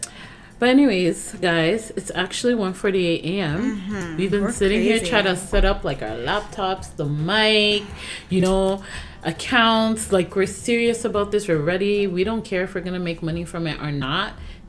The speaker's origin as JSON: {"language": "English", "country": "Canada", "said": "we're both Canadian"}